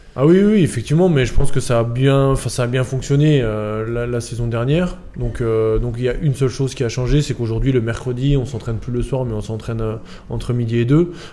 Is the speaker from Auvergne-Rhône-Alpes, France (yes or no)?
no; Chalon-sur-Saône, Bourgogne-Franche-Comté, France; now in Nîmes, France; je viens de Chalon-sur-Saône